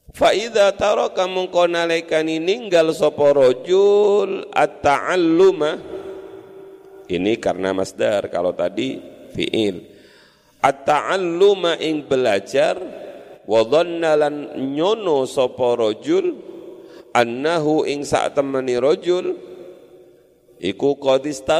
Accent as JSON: {"language": "Indonesian", "region": "East Java", "country": "Indonesia", "said": "apa kumprung itu saya orang Madura"}